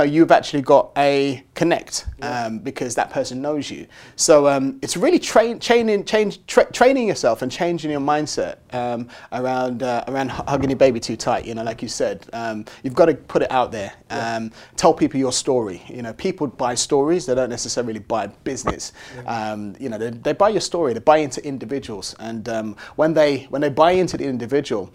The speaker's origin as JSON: {"language": "English", "region": "London", "country": "United Kingdom", "tie": "born or raised there", "said": "I grew up in Tottenham, North London"}